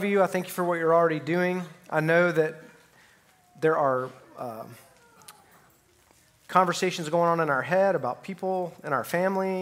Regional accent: Alabama, United States; So just to let you know where I'm from Alabama

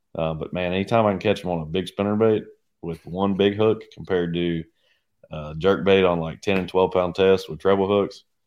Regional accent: United States; now in Oklahoma, United States; growing up on the Arkansas River, it was simple.

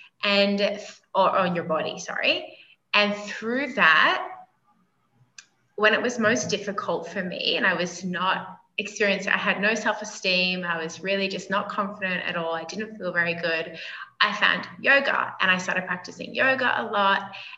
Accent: Australia; moved away as an adult; now in Colombia; Originally, I'm from Australia, but I've spent the last 9 years in Colombia, South America. So I've spent a lot of time kind of neutralizing my accent.

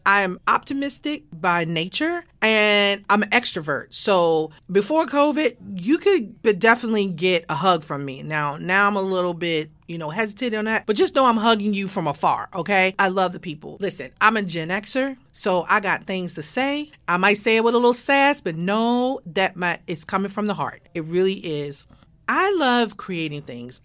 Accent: Baltimore, Maryland, United States; now in Atlanta, United States; born and raised in Baltimore, Maryland

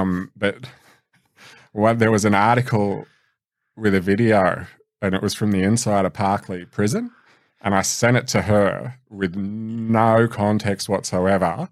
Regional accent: Blacktown, New South Wales, Australia; born or raised there

